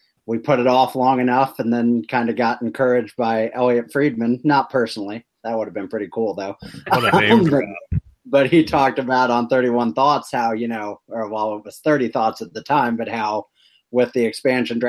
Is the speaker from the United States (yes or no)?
yes; Ballwin, Missouri, United States; We're both from the Baldwin area, met at Parkway South